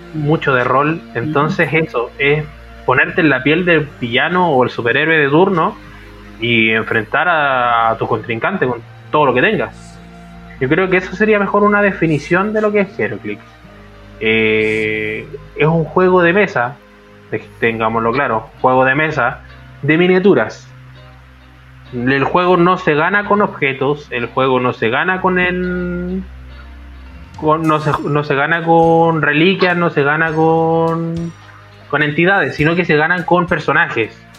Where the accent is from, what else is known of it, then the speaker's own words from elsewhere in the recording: Iquique, Tarapacá, Chile; moved away as an adult; now in Santiago, Chile; yo soy de Iquique